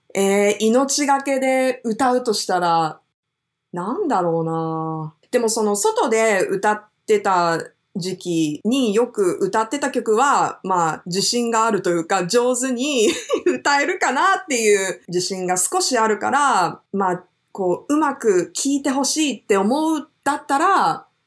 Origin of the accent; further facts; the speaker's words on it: Japan; first language Japanese; also born or lived in New York, United States; 私はもともと日本生まれで、育ちもまあほぼ日本なので、もともとの言語は日本語